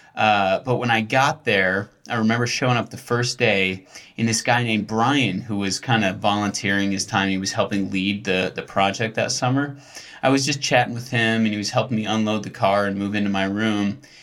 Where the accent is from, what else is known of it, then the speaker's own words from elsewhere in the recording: near Buffalo, New York, United States; grew up near Buffalo